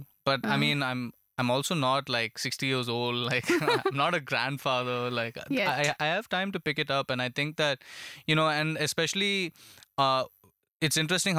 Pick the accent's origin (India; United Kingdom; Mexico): India; Tamil Nadu; So because, you know, I grew up outside Chennai for a long time until that age.